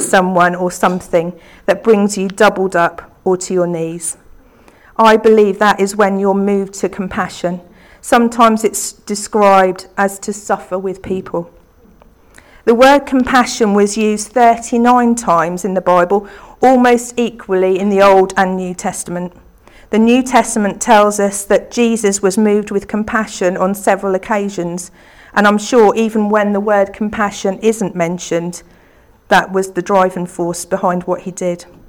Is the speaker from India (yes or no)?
no; Beccles, East of England, United Kingdom; the church that I grew up in in Beccles